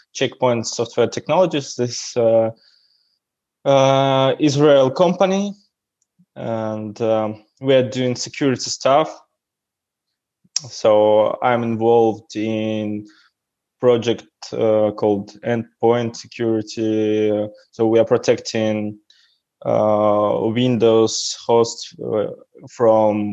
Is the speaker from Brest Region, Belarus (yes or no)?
yes; Davyd-Haradok, Brest Region, Belarus; English is a second language; And I'm from Belarus. I was born on the south of Belarus, a small city called Davidgorodok